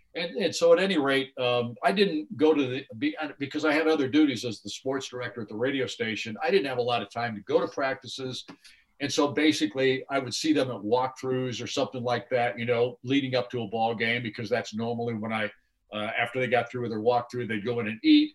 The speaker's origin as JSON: {"language": "English", "town": "Mendota", "region": "Illinois", "country": "United States", "tie": "born or raised there", "moved": "as an adult", "said": "Mendota, Illinois, which is my hometown, or at least the town I was born"}